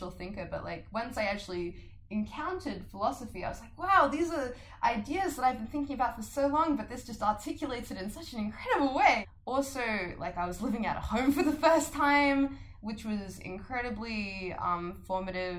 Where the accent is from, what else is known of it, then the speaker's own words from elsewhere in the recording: Adelaide, South Australia, Australia; moved away as an adult; that's absolutely how I did see Adelaide before I left, you know? And now that I'm back